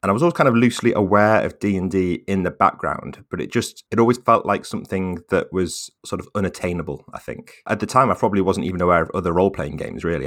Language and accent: English; Staffordshire, West Midlands, United Kingdom; moved away as an adult; now in Manchester, United Kingdom; I'm from Staffordshire, which is sort of between Birmingham and Manchester